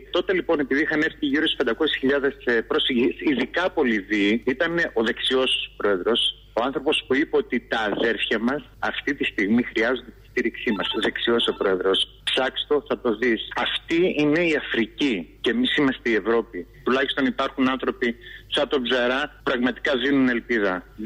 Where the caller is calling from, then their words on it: Thessaloniki, Central Macedonia, Greece; Ναι, γεια σα … από Θεσσαλονίκη.